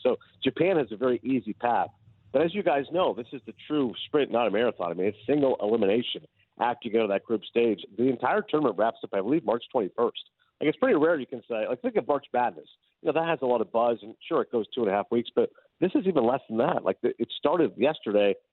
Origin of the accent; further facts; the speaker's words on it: Canada; I'm Canadian